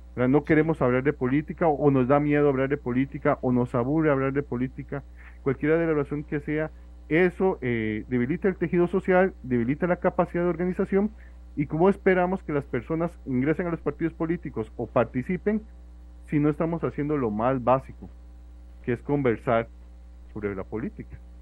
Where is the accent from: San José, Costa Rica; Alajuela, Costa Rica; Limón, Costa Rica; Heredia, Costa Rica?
Alajuela, Costa Rica; yo, soy de Alajuela, yo voto en Alajuela